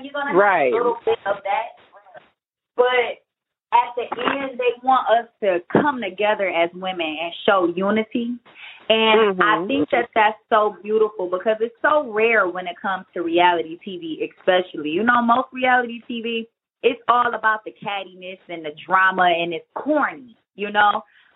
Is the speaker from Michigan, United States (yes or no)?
yes; Detroit, Michigan, United States; we're both from Detroit